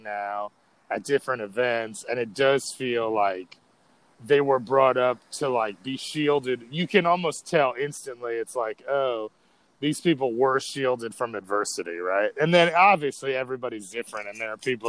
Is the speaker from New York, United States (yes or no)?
yes; New York City, New York, United States; I grew up in New York City